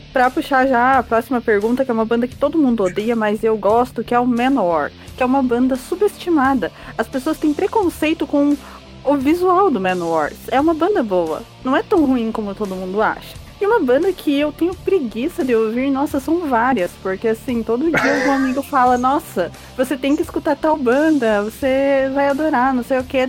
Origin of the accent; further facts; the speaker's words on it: Brazil; Mas somos brasileiros